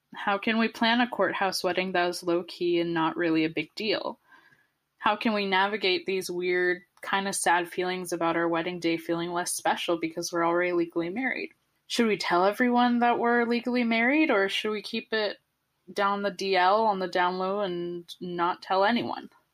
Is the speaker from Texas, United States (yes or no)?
no; Southern California, United States; Southern California where I'm from